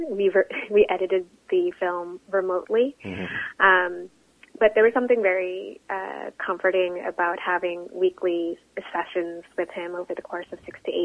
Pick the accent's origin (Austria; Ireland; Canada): Canada; a Filipino Canadian, as a visible Asian woman